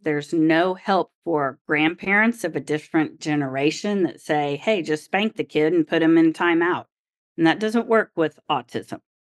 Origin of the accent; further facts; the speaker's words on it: Oklahoma, United States; I grew up in Oklahoma